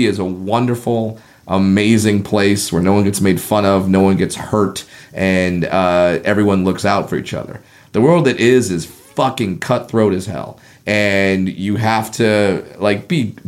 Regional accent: Southern California, United States; also born or lived in Orange County; I grew up in Southern California. I was living in Orange County

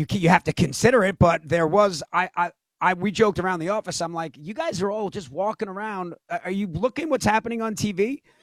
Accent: New York, United States; The cast were just like regular guys, like we're all from New York, some different part of it.

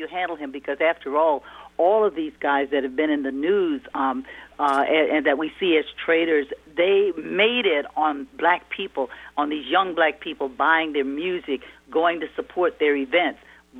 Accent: Louisiana, United States; I'm from Louisiana, and we honor the one drop of black blood makes you black.

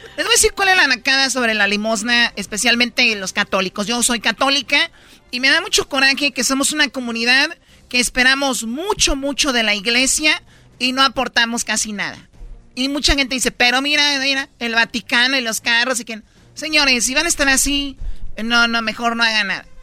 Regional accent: Mexico; como mexicano

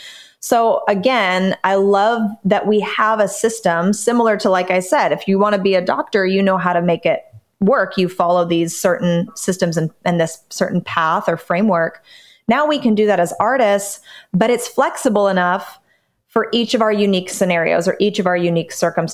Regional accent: Southern California, United States; I grew up in Southern California, literally 20 minutes from Disneyland

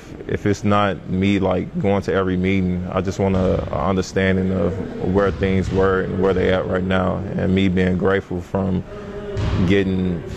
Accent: Chicago, Illinois, United States; I was from Chicago.

